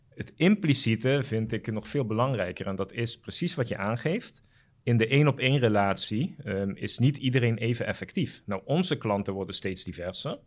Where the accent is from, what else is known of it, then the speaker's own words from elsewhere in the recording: Curaçao; moved away as an adult; now in Netherlands; ik ben daar wel op Curaçao opgegroeid